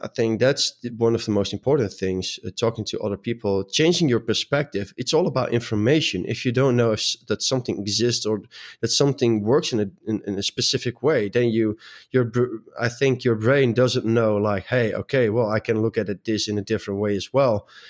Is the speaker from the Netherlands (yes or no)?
yes; Netherlands; I'm from the Netherlands, and apparently in the Netherlands, we're pretty direct people.